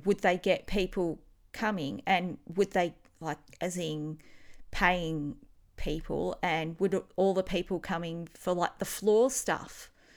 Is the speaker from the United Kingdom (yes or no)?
no; Australia; accent: Australian; It's my Australian accent.